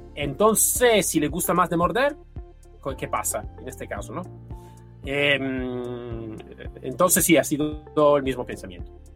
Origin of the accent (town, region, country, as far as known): Italy; Spanish is a second language; now in Spain